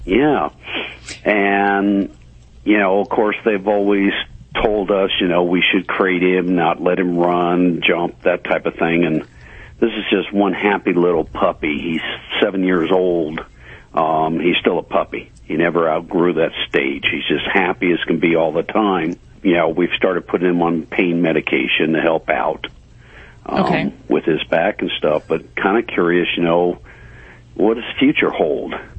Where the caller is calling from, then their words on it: Colorado, United States; I'm calling from Colorado.